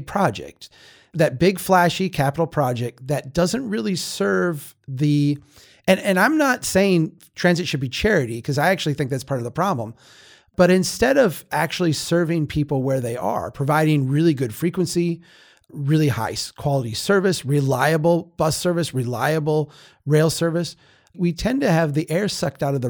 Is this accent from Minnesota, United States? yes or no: yes; Minnesota, United States; I'll speak as a Minnesotan in this state